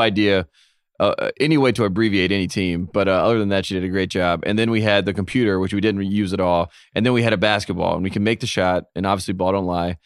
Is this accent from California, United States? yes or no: no; Henderson, North Carolina, United States; Go to my hometown, and you see where I'm from